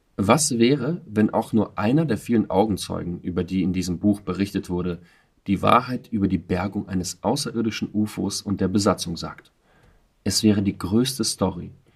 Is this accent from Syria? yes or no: no; Russia; ich bin selber Russe